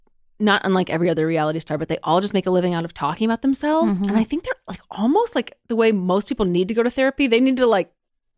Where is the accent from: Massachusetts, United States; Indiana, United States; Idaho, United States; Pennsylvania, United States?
Indiana, United States; New Albany; I'm from New Albany.